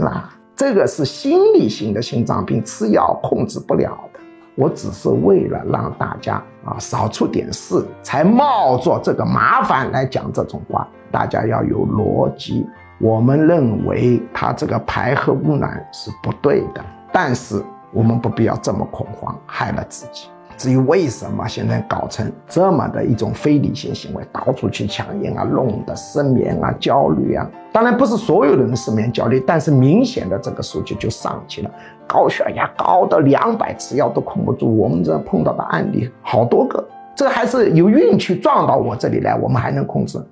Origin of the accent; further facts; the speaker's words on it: China; 我们中国人